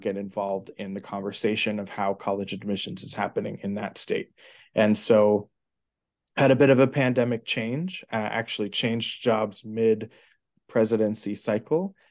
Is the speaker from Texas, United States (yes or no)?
no; New York City, New York, United States; grew up in New York City. I've been a New York City kid through and through